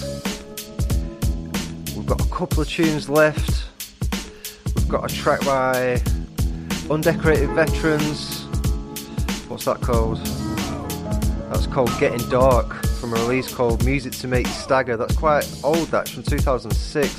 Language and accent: English; Blackburn, North West England, United Kingdom; now in St Annes, United Kingdom; I'm from Blackburn originally, but I live in St. Anne's